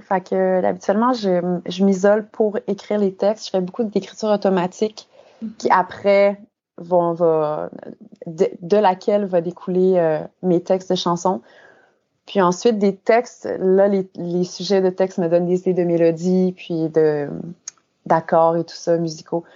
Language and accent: French; Saint-Paul-de-Joliette, Quebec, Canada; moved away as an adult; also born or lived in Saint-Charles-Borromée / Montreal; now in Hamburg, Germany; je suis une fille de Saint-Paul-de-Joliette, donc j'ai fait toute ma mon enfance à Saint-Paul.